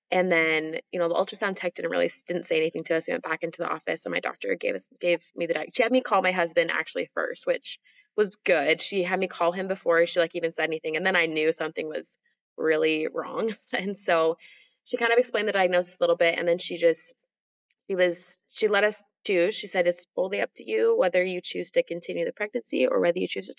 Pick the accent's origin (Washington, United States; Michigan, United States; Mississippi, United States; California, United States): Washington, United States; also born or lived in Utah; now in Nashville, United States; I live in Nashville, Tennessee. I'm originally from Washington State, though.